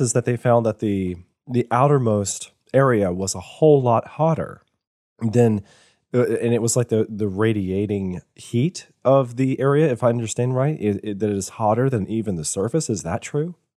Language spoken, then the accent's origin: English; Virginia, United States; now in Georgia, United States; I, I was born in Virginia.